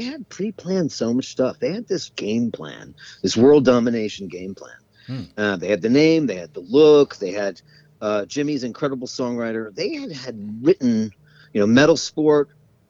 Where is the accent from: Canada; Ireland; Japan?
Ireland; I went down there, and meanwhile, I'm as Irish as get out, you know.